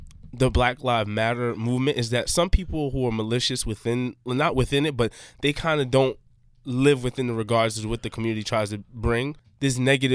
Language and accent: English; New York, United States; we come from New York. We have inner cities.